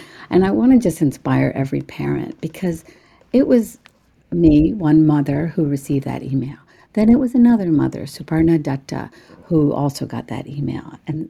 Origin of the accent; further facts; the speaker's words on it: New Jersey, United States; English is a second language; also born or lived in India; I was a child born in India to a Muslim family. I came to America at the age of 4, an immigrant girl who knew not a word of English. We lived in a roach-infested student housing barracks, old army barracks on the campus of Rutgers University.